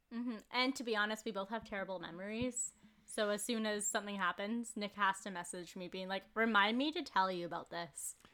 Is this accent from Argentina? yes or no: no; Port Moody, British Columbia, Canada; I'm from Port Moody.